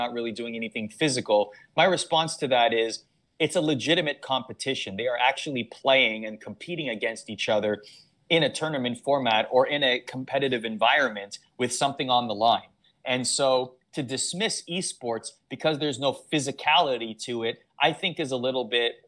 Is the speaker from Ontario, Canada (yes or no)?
yes; Toronto, Ontario, Canada; I grew up in Toronto